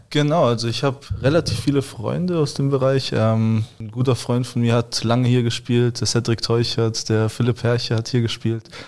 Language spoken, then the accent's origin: German; Germany; also born or lived in Moscow, Russia; ich bin mit drei Jahren nach Deutschland gekommen, bin hier aufgewachsen und sehe Deutschland als mein Zuhause.